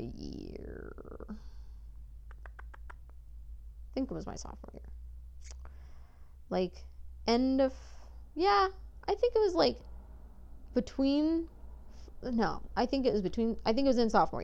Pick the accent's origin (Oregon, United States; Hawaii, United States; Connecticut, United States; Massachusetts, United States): Oregon, United States; Salem; I was born in Salem, and I lived there in one house.